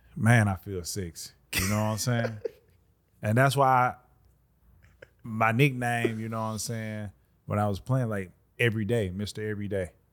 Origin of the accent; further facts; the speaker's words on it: Birmingham, Alabama, United States; I'm from the South. I'm from Alabama, Birmingham, Alabama